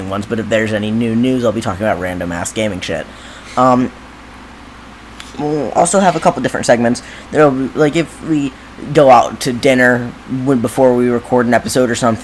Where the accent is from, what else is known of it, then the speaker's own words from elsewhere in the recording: Ohio, United States; we're from Ohio, the land of the unpredictable weather